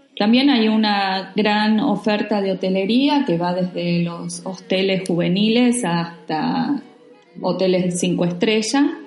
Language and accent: Spanish; Argentina; also born or lived in Buenos Aires; Somos dos amigas argentinas que actualmente estamos viviendo en Buenos Aires